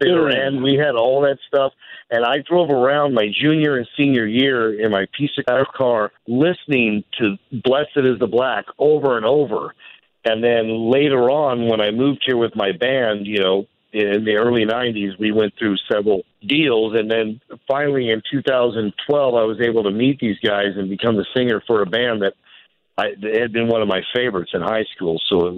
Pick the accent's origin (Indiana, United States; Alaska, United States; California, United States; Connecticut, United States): Alaska, United States; Fairbanks; moved away as an adult; I grew up in Fairbanks